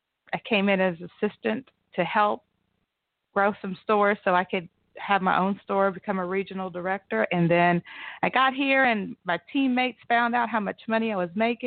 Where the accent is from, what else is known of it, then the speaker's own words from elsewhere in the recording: McAlester, Oklahoma, United States; I am from McAlester, Oklahoma.